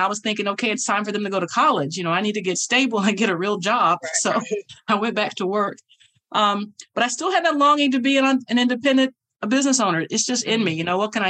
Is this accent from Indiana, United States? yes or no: yes; Indianapolis, Indiana, United States; now in Georgia, United States; I'm from Indianapolis, Indiana